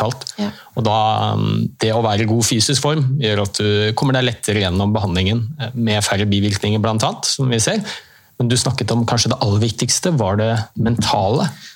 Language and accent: Norwegian; Oslo, Norway; i den klubben hvor jeg har vokst opp, Heming i Oslo